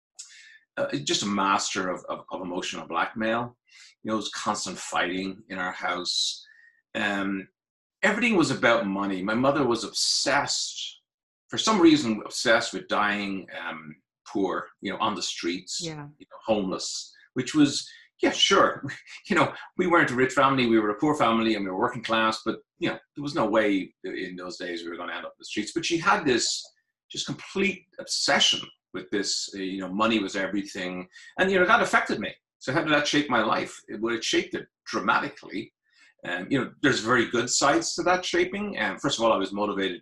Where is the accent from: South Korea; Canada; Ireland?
Ireland; Dublin, Leinster; moved away as an adult; now in United States; I am from Ireland. I was born in Dublin, the only place in Ireland, really. I'm just kidding. Born in Churchtown in Dublin.